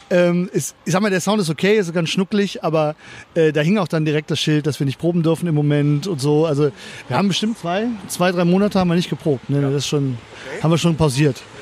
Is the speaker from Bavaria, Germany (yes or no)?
no; North Rhine-Westphalia, Germany; Äh, ich komme auch aus dem Kölner Umland, also eher aus dem Bergischen raus oder so.